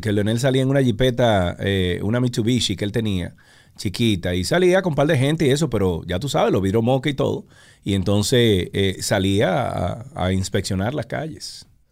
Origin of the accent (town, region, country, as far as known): Dominican Republic